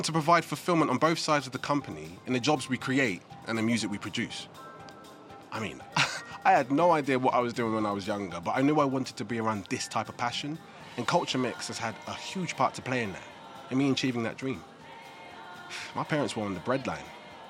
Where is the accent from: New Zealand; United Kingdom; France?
United Kingdom; Reading, South East England; I grew up on Wayland Street, right there, so this is my road, you know. And I'm really proud to be able to give something back because it's something to be proud of, being from around here. I'm not from Reading, I'm from the Oxford Road.